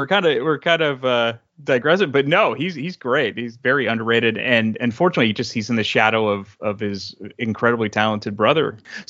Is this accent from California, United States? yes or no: yes; Bay Area, California, United States; growing up in the Bay Area in California